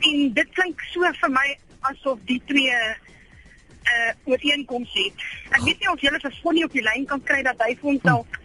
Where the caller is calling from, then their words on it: Stilfontein, North West, South Africa; Ja. Ehm um, Amore, my prentjie … van Stilfontein.